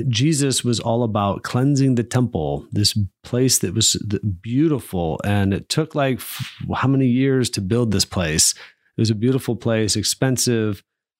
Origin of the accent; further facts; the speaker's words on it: South Bend, Indiana, United States; now in Fort Wayne, United States; I'm from Holy Family Parish on the west side of South Bend. And here I find myself in the inner city, Fort Wayne.